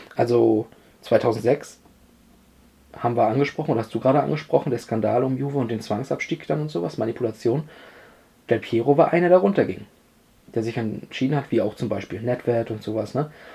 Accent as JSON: {"language": "German", "country": "Germany", "said": "uns als Deutsche"}